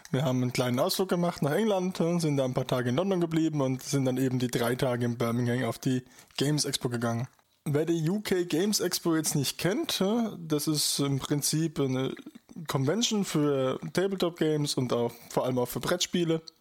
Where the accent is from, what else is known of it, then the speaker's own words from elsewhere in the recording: Bavaria, Germany; Ich komme ja aus Bayern, also ne, ist, ist das in den Genen praktisch schon drin.